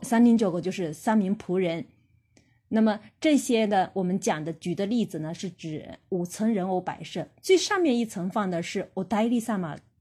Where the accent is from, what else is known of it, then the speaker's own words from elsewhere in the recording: China; 我们中国人